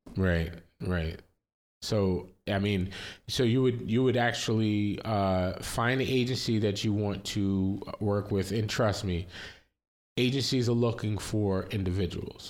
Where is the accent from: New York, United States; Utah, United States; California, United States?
New York, United States; also born or lived in Florida; I, we grew up in New York, but then we moved, we lived in Florida and then we moved back to New York